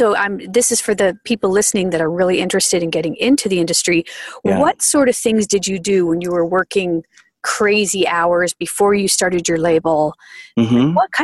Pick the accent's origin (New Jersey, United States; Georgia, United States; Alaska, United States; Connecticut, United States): New Jersey, United States; I'm from New Jersey